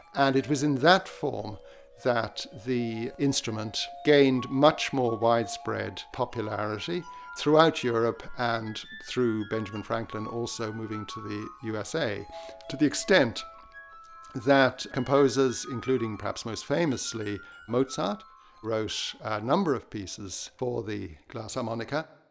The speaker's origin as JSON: {"language": "English", "country": "Ireland", "said": "I'm an Irish musicologist"}